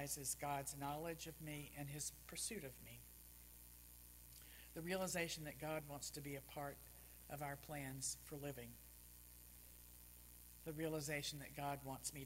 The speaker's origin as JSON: {"language": "English", "region": "Texas", "country": "United States", "tie": "born or raised there", "said": "I was very active in the Baptist Student Union growing up in Texas, Southern Baptist"}